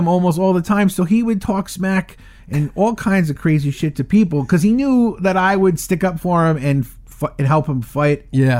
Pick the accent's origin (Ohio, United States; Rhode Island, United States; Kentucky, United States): Rhode Island, United States; Providence; And I grew up in Mount Pleasant, part of Providence.